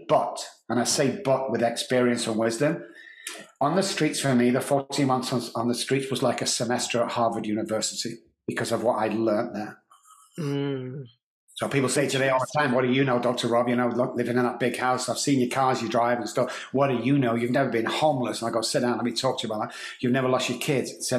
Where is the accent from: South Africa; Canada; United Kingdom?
United Kingdom; Manchester, North West England; moved away as an adult; also born or lived in Dallas, Texas; now in San Antonio, United States; growing up in Manchester